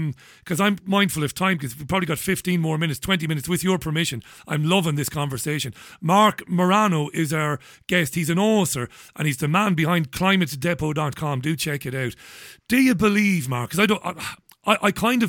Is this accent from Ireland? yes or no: yes; Ireland; as an Irishman, I'm an Irish Republican